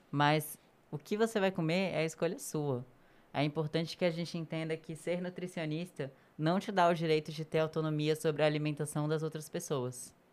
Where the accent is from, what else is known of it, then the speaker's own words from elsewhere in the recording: Northeast Region, Brazil; E eu sou nordestina.